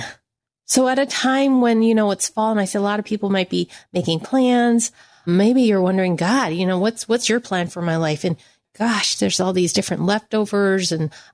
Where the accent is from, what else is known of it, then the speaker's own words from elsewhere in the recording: United States; I am Chinese American